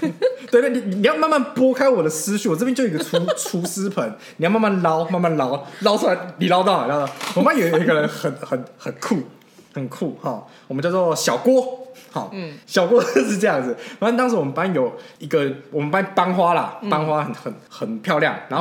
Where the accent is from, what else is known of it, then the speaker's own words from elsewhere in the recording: Keelung, Keelung City, Taiwan; 哦我们都是基隆人，哦也还还还都是基隆高中毕业的